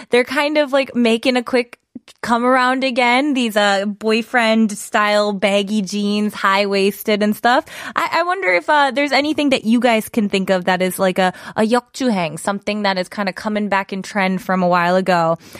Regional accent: Wisconsin, United States; moved away as an adult; now in Seoul, South Korea; I am from Wisconsin and we have snow and winter that lasts pretty much from October until about May

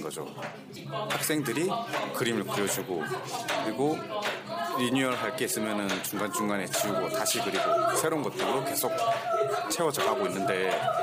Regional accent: Busan, South Korea; now in Seoul, South Korea; 제가 고향이 부산인데

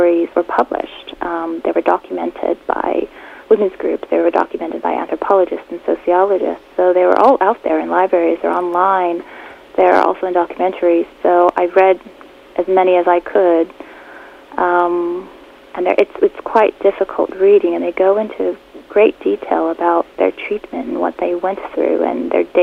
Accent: Texas, United States; I grew up in Texas

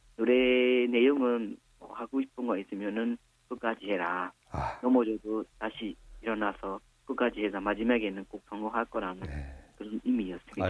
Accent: Myanmar; Korean is a second language; now in South Korea; 고향은 미얀마 동쪽 북쪽에 있습니다.

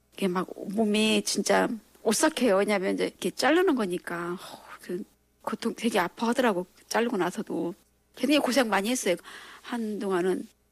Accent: Yanggu, Gangwon, South Korea; now in Seoul, South Korea; 제가 이제 고향이 강원도 그 양구

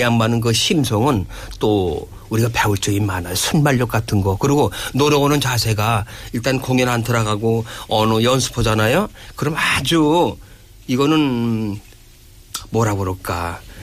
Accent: Chungcheong, South Korea; accent: Chungcheong dialect; 내 사투리를 쓰면 어떻겠냐 충청도 사투리 한번 써보겠다니까

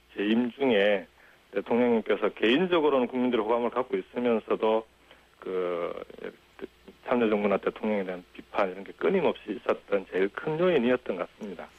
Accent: Jinju, South Gyeongsang, South Korea; also born or lived in Goseong, South Gyeongsang; now in Gimhae, South Korea; 고향은 경남 고성이고 6학년 예. 때 이제 진주로 가서 진주에서 초중고등학교를 다 나왔죠

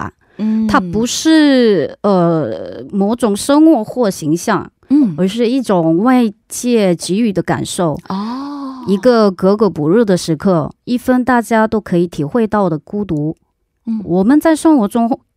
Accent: South Korea; Chinese is a second language; 大家好，

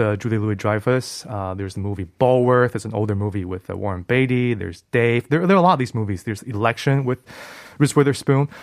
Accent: Taiwan; moved away; I'm originally from Taiwan

